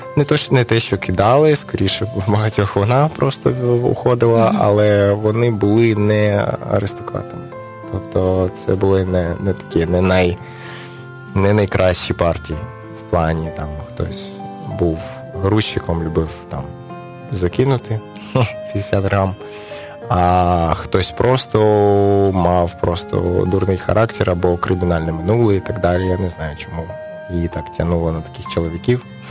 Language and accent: Ukrainian; Kyiv, Ukraine; also born or lived in Dnipropetrovsk, Ukraine; now in Chernivtsi, Ukraine; моє рідне місто Київ